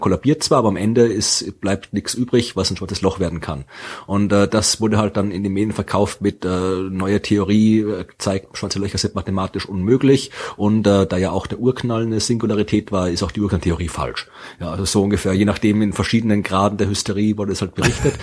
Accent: Wachau, Lower Austria, Austria; Das liegt in der Wachau. Ja, also da, mhm. wo ich herkomme, aus der Gegend in Österreich.

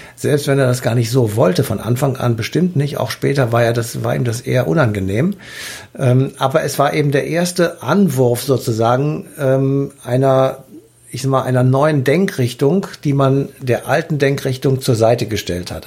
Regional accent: Germany; Bei uns in Deutschland

